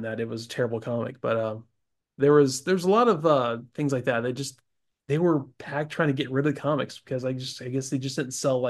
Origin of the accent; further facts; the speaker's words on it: Pensacola, Florida, United States; Back when I worked, I grew up working in Albertsons in Pensacola.